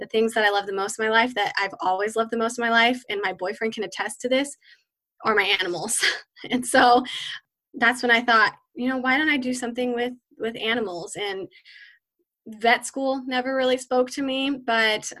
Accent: Central Valley, California, United States; I grew up here in the Central Valley in California

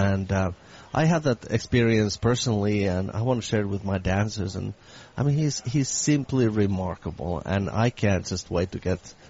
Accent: Finland; also born or lived in San Francisco; now in Boston, United States; I come from Finland.

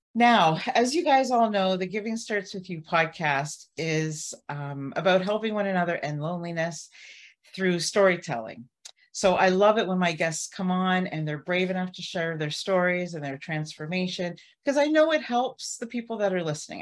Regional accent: Barrie, Ontario, Canada; I'm from Barrie, Ontario

